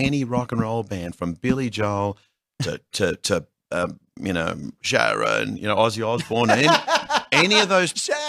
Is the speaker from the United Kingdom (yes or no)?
no; Australia; now in United States; I am Australian.